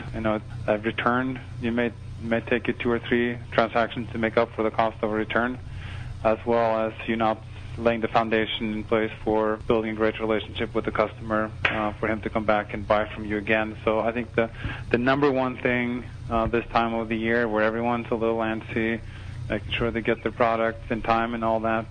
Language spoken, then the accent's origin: English; Norway; moved away; I was born and raised in Norway